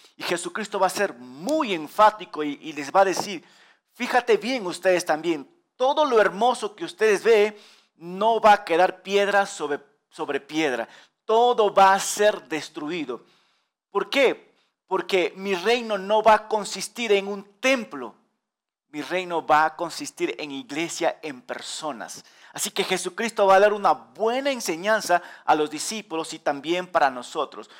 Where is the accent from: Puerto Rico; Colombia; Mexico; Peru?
Peru; nosotros los peruanos, orgullosos